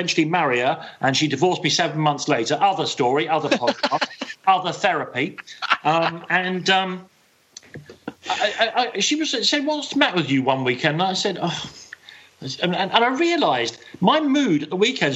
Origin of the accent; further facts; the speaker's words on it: London, United Kingdom; now in Ireland; I was brought up in Islington